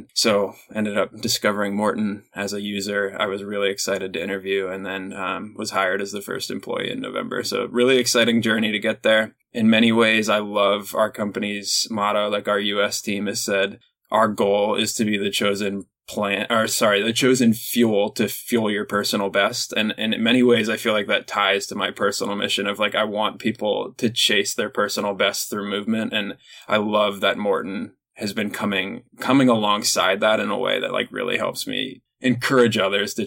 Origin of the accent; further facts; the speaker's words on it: Reading, Pennsylvania, United States; I grew up in Reading, Pennsylvania, was in a small little farm town